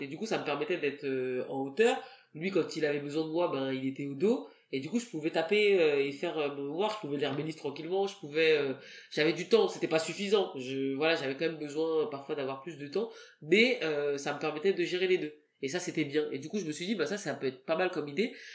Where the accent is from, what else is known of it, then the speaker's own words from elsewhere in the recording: France; first language French; moi, je suis né en France, donc euh, j'ai quand même les, la double culture.